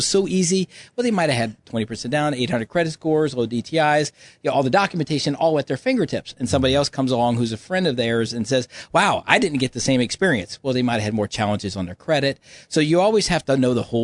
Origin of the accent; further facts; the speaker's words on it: Louisiana, United States; moved away; I'm from Louisiana, Cajun from Louisiana.